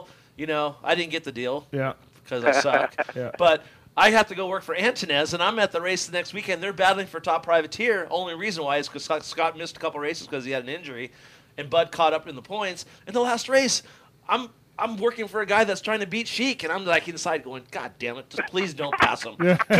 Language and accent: English; Canada; Sorry, because you know I'm from Canada.